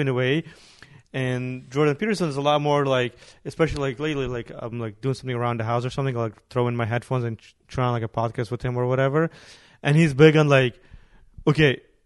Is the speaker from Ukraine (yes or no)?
yes; Ukraine; now in United States; nobody sees me as a Ukrainian when I go to Ukraine. Here, especially with my accent, like nobody sees me as an American here.